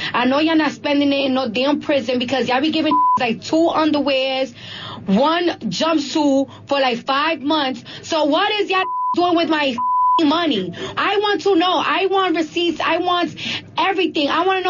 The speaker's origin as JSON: {"language": "English", "region": "New York", "country": "United States", "said": "I'm from New York"}